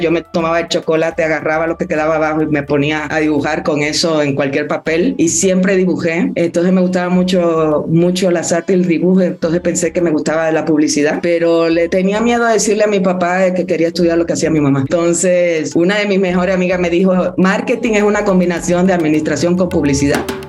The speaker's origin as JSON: {"language": "Spanish", "country": "Dominican Republic", "tie": "born or raised there", "also_born_or_lived": "Mexico City, Mexico", "moved": "as an adult", "said": "Yo fui la única que nací en Dominicana"}